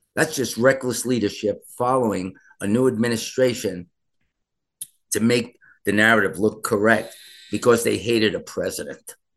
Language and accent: English; New York City, New York, United States; me speaking as a New Yorker